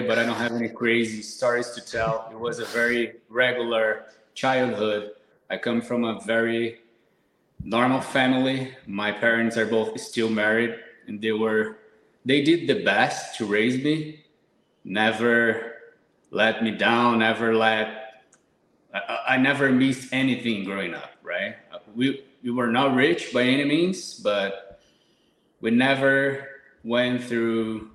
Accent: São Paulo, Brazil; English is a second language; moved away as an adult; now in Portugal; I'm from Brazil, São Paulo, big city.

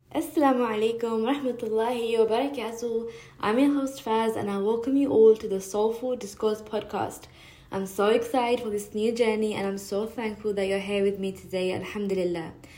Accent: London, United Kingdom; now in New York City, United States; I'm also a Londoner living in New York City

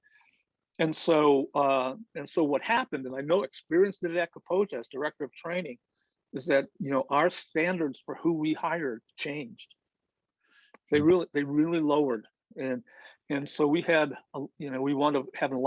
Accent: Indiana, United States; now in Minnesota, United States; I'm from Indiana, and I know all those people in Indiana

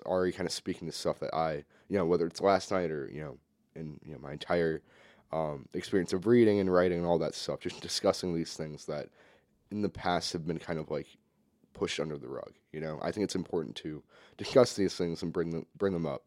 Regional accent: St. Louis, Missouri, United States; I'm from Saint Louis, Missouri. That's my hometown.

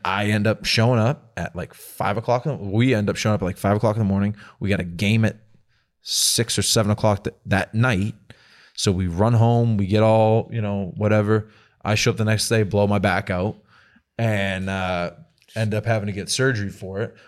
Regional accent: Lynn, Massachusetts, United States; moved away; me growing up in Boston, all I did was think about the Red Sox

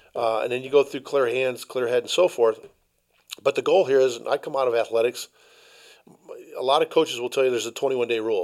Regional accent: Chicago, Illinois, United States; I was raised in Chicago by a thirty-seven-year full-time fireman

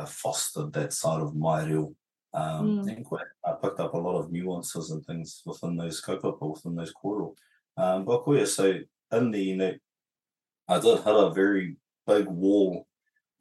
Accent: Sydney, New South Wales, Australia; moved away; also born or lived in New Zealand; I was actually raised in Australia

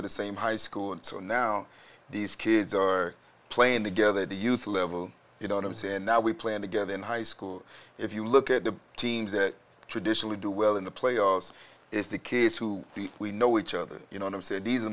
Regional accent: Jacksonville, Florida, United States; now in El Paso, United States; I'm originally from Florida, Jacksonville, Florida

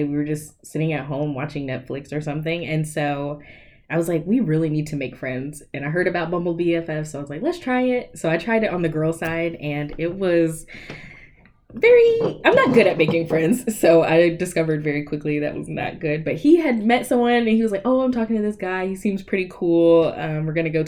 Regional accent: Greensboro, North Carolina, United States; also born or lived in Pembroke, North Carolina; I was born and raised in Greensboro

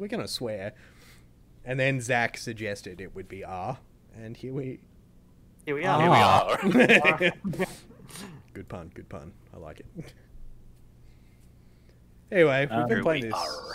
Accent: Australia

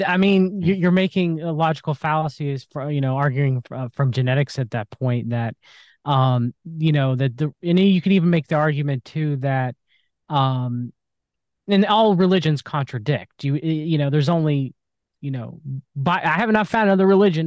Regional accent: United States; I was born in the United States of America, was raised in a Christian household.

